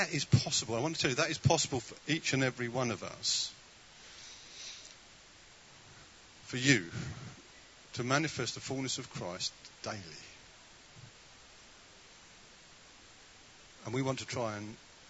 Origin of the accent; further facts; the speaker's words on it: United Kingdom; We are so British